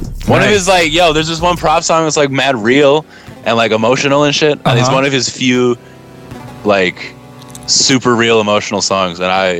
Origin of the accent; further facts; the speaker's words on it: Minneapolis, Minnesota, United States; moved away as an adult; also born or lived in St. Louis; I'm from Minneapolis. I grew up in Minneapolis